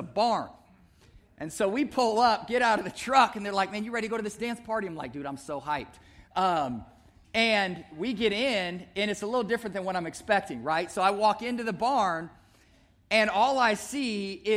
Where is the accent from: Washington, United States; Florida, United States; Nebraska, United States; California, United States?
Nebraska, United States; Omaha; I grew up right here in Omaha. I grew up in North Omaha, played basketball at North Omaha.